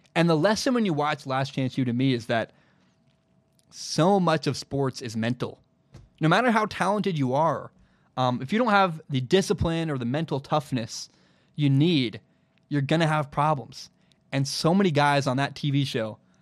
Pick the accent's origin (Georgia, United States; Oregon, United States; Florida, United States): Oregon, United States; Portland; my hometown of Portland, Oregon